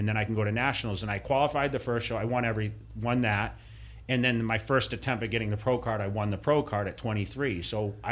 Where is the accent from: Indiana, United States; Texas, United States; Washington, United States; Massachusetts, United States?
Massachusetts, United States; where I grew up in Massachusetts